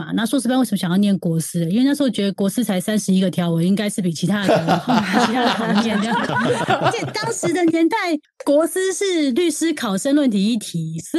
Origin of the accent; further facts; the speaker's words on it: Osaka, Japan; 像我们大阪人就是比较直接啊，